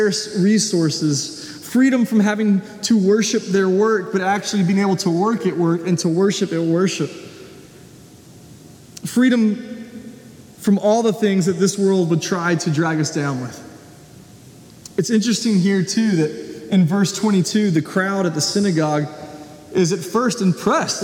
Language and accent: English; Nashville, Tennessee, United States; moved away; being in Nashville where I grew up